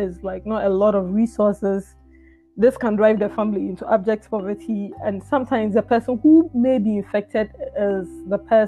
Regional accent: Ghana; moved away; growing up in Ghana

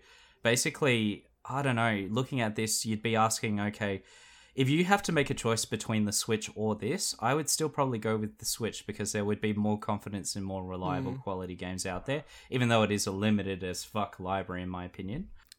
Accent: South Australia, Australia; It's culturally my heritage. I come from South Australia.

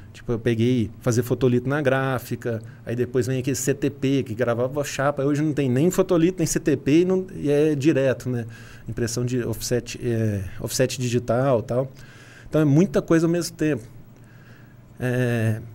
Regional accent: São Sebastião do Paraíso, Minas Gerais, Brazil; moved away as an adult; also born or lived in Governador Valadares; now in Franca, Brazil; nasci em São Sebastião do Paraíso, fui para Governador Valadares, que é lá

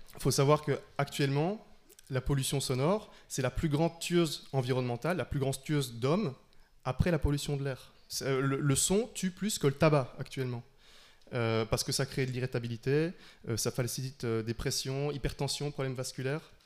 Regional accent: Liège, Wallonia, Belgium; now in Brussels, Belgium; je viens de Liège, c'est pas euh, le fin fond de la campagne

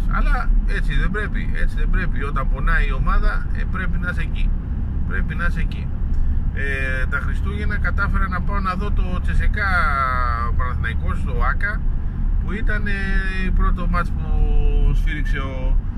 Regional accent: Greece; είμαι Έλληνας

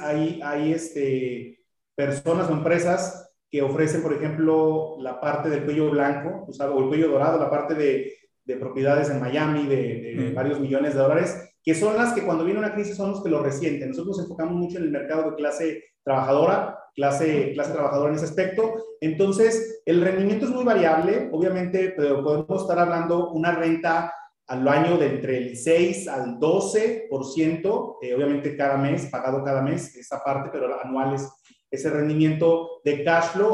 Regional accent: Mexico; como mexicanos

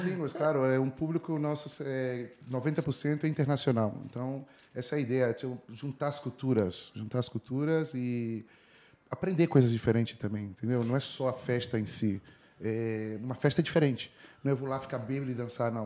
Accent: Ribeirão Preto, São Paulo, Brazil; moved away as an adult; also born or lived in Brasília / Brussels, Belgium; now in Madrid, Spain; Eu sou de Ribeirão Preto, interior de São Paulo. Na verdade, nasci em Brasília e cresci em Ribeirão Preto

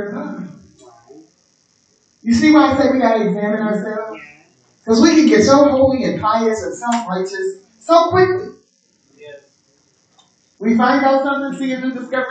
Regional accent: Pittsburgh, Pennsylvania, United States; in Pittsburgh, we was a city in the, amongst the woods. There's lots of woods and mountains. In my hometown.

